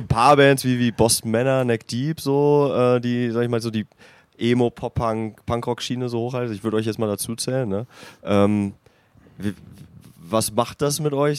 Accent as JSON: {"language": "German", "region": "North Rhine-Westphalia", "country": "Germany", "moved": "yes", "lives_now": "Hanover, Germany", "said": "Ich komme vom Niederrhein, NRW"}